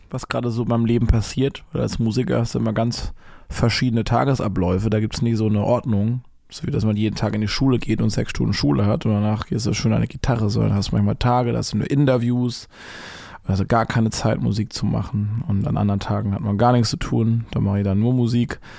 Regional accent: Baden-Württemberg, Germany; accent: Baden; vor zehn Jahren habe ich noch mit einem ganz krassen badischen Akzent geplappert. Ich komme ja aus dem Badenerländer, das ist hier so 750 Kilometer von Berlin weg.

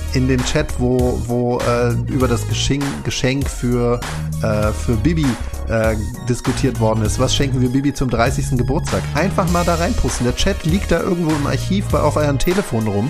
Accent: Berlin, Germany; ich bin ja da im Norden von Berlin aufgewachsen

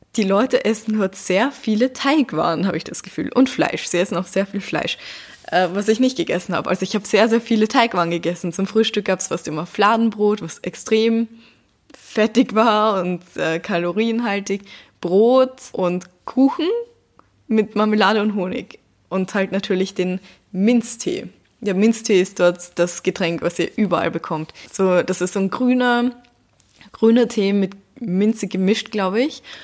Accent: Vienna, Austria; hier bei uns in Wien

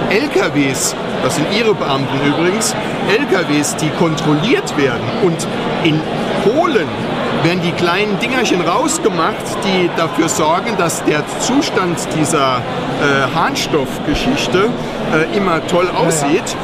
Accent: Saarland, Germany; Also ich komme aus dem Saarland, ich bin in keiner Partei.

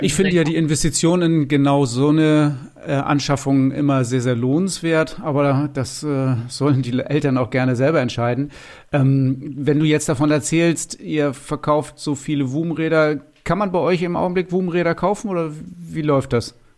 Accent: Lower Saxony, Germany; also born or lived in Cuxhaven; Bei uns in Niedersachsen

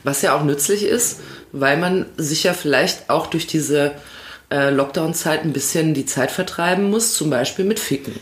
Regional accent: Hamm, North Rhine-Westphalia, Germany; Bei mir war es das Galilei-Gymnasium zu Hamm

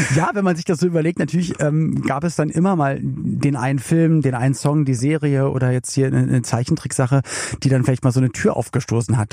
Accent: Berlin, Germany; now in Cologne, Germany; ich komme ja aus Berlin und lebe in Köln

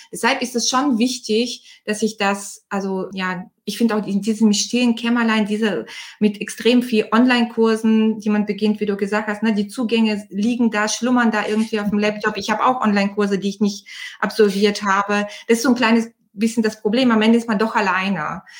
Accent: Bulgaria; now in Germany; ich bin Bulgarin ursprünglich. Ich bin seit 91 in Deutschland

